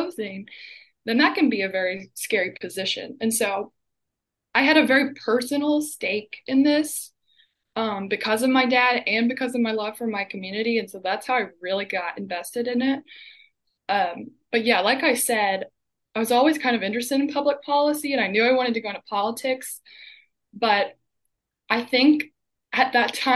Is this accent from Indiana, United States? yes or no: no; hometown near Leitchfield and Owensboro, Kentucky, United States; the next nearest hospital in my hometown is probably 45 minutes to Litchfield. If you live on the west end of the county like I do, you could drive to Owensboro